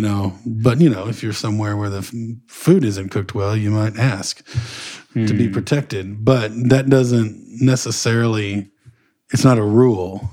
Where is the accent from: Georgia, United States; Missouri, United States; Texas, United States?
Texas, United States; Northeast; where I grew up in Northeast Texas area